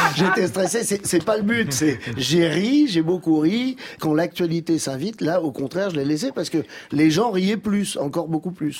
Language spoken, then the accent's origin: French; Algeria; je suis né en Algérie